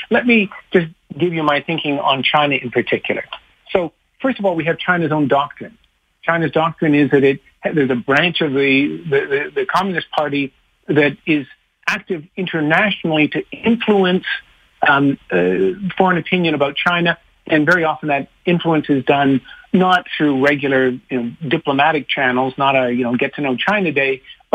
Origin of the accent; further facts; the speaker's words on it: Canada; We're a wealthy country, we're a stable country, we're influential, we're an ally of the United States